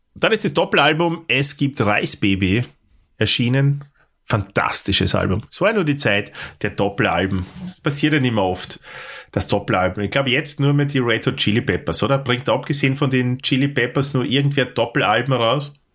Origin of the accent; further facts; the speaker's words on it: Austria; für mich auch natürlich als, als Österreicher